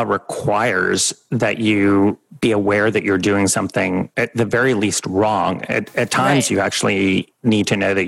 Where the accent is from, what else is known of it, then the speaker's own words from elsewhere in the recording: New York City, New York, United States; also born or lived in Washington, D.C.; I grew up in New York City